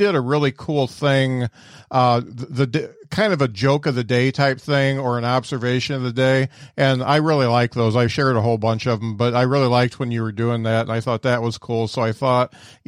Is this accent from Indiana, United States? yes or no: yes; Indiana, United States; I'm an Indiana guy myself. I'm up in Mishawaka, up by South Bend.